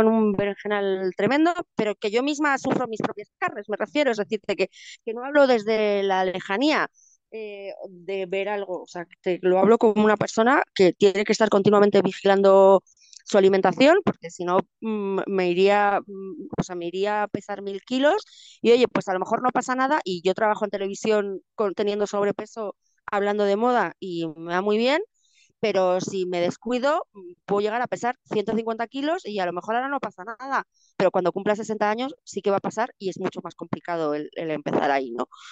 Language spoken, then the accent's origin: Spanish; Madrid, Community of Madrid, Spain; como madrileña